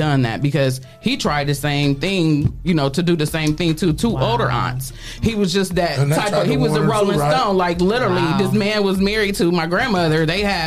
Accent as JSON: {"language": "English", "town": "Toledo", "region": "Ohio", "country": "United States", "tie": "born or raised there", "said": "I grew up out Stickney on Moore Street"}